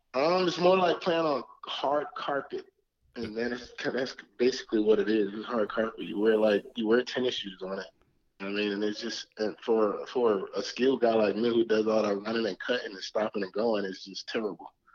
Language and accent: English; Orlando, Florida, United States; I'm from Orlando